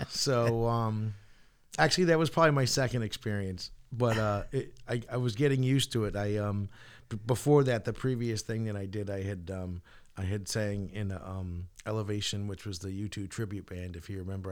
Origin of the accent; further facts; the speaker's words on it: Portland, Connecticut, United States; have a music store in Portland in my hometown